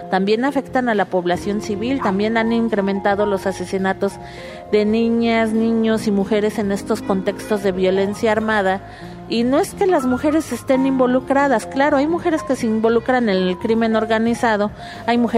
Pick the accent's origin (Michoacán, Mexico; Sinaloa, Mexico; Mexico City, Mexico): Michoacán, Mexico; soy de Michoacán, soy madre de cuatro jóvenes desaparecidos.